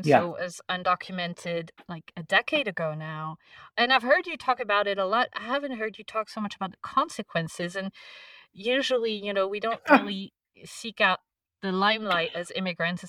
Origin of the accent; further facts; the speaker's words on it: France; first language French; English is a second language; also born or lived in Montclair, New Jersey; I'm French, and I first came to the US as an exchange student when I was 17 years old